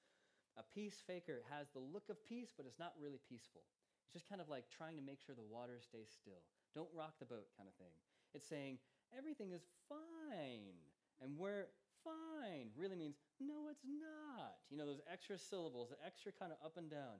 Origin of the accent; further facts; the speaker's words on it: United States; now in Charlton, United Kingdom; I'm American